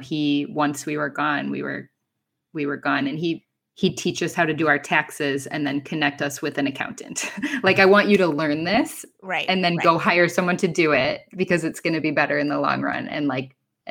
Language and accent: English; Minnesota, United States; moved away as an adult; also born or lived in Cincinnati; I grew up in Minnesota